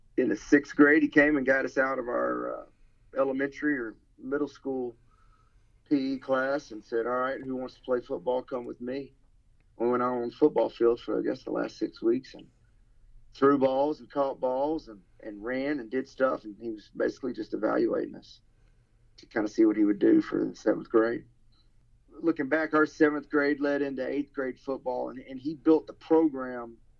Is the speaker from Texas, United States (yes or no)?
yes; Marquez, Texas, United States; moved away as an adult; now in New Orleans, United States; I'm from Marquay, Texas. Population of 270 people